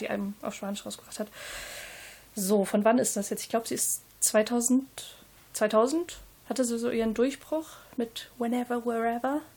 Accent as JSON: {"language": "German", "region": "Northern Germany", "country": "Germany", "said": "ich bin aus Norddeutschland"}